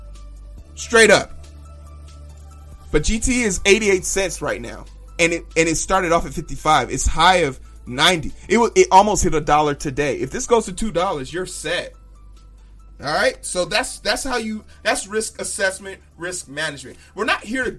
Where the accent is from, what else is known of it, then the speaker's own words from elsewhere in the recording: Chicago, Illinois, United States; I'm from Chicago, South Side Chicago